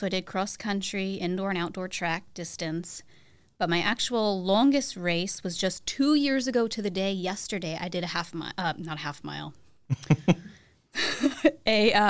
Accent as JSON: {"language": "English", "town": "Cornwall", "region": "New York", "country": "United States", "tie": "born or raised there", "said": "Home for me is a town in New York that goes by the name of Cornwall. Most people don't know it. It's about an hour north of New York City on the Hudson River"}